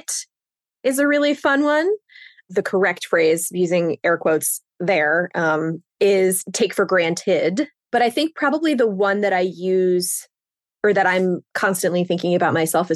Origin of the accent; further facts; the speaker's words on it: Pennsylvania, United States; now in New York, United States; I grew up in Pennsylvania, and I live in New York now.